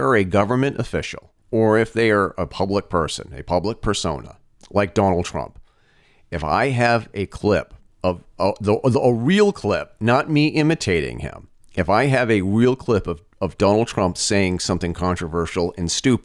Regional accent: Vermont, United States; my home state of Vermont

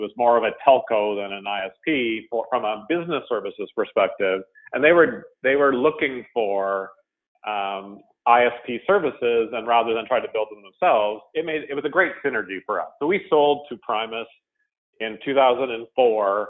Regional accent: Ottawa, Ontario, Canada; moved away as an adult; now in Toronto, Canada; I have lived in Canada the entire time. I moved from Ottawa to Toronto in, I think it was 2006, and I've been in Toronto from a housing perspective ever since.

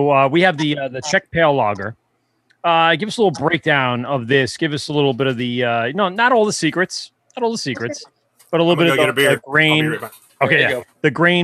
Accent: New York, United States; accent: New York; also born or lived in Maryland; my New York accent

